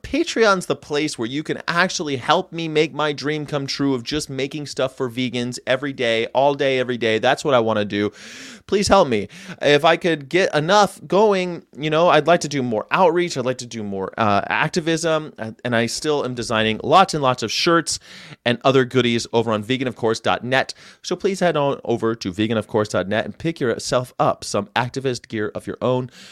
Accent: California, United States; moved away as an adult; I grew up here. I grew up in California, but I've lived all over the world. I moved back here about five years ago

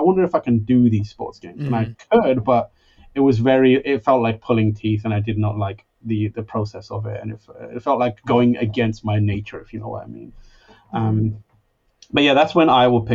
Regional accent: London, United Kingdom; moved away; I'm from London

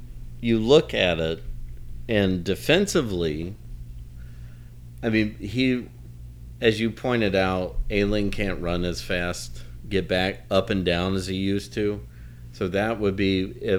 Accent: Tennessee, United States; growing up in Tennessee in the Pat Summitt years

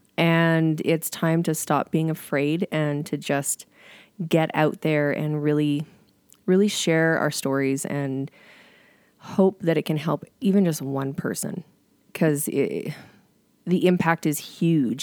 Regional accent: Bowness, Alberta, Canada; I grew up in Boness

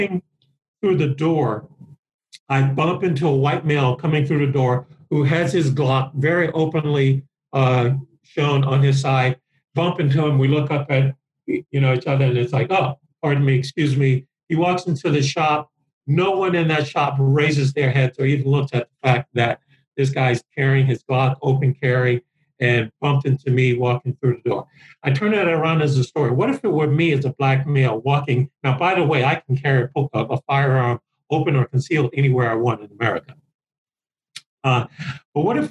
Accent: New Orleans, Louisiana, United States; my experience from policing from a teenager, growing up in New Orleans.

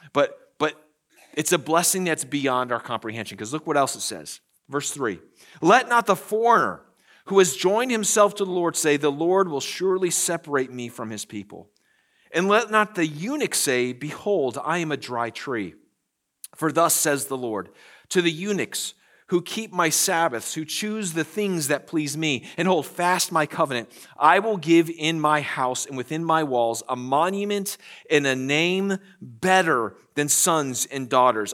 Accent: United States; we, as the American church

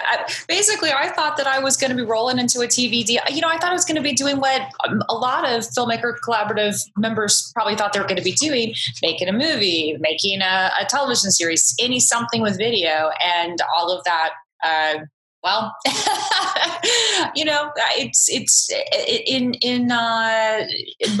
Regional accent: Orange County, California, United States; growing up in Orange County, California

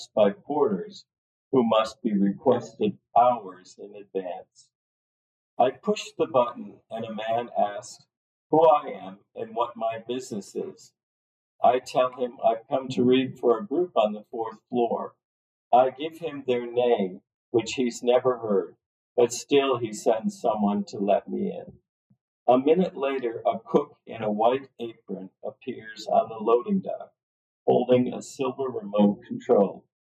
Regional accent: Cleveland, Ohio, United States; moved away as an adult; also born or lived in Lakewood, Ohio; now in Netherlands; I was born and raised in Cleveland.

